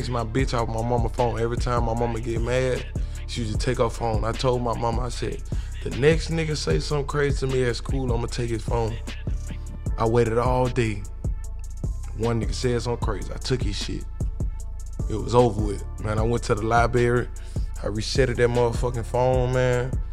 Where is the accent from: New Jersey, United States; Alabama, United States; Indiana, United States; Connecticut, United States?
Alabama, United States; now in Atlanta, United States; I'm from Alabama and I moved out here